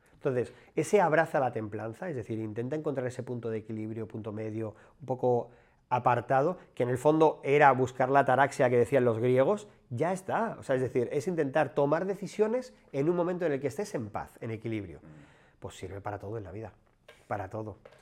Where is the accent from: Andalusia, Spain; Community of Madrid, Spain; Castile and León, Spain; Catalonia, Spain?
Community of Madrid, Spain; Madrid; Yo soy un chico de barrio, de, un barrio de Madrid, barrio obrero